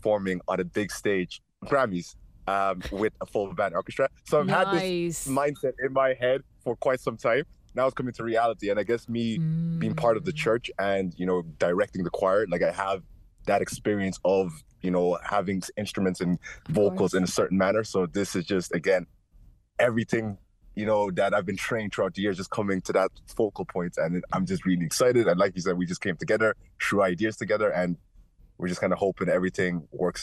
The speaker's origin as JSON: {"language": "English", "town": "Cork", "region": "Munster", "country": "Ireland", "said": "I'm a rapper from Cork trying to compete with what the UK and the Americans are doing"}